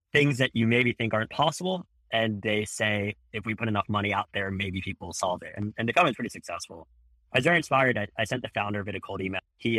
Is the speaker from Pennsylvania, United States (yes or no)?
yes; Philadelphia, Pennsylvania, United States; But like Paki, I'm from Philly. We went to rival high schools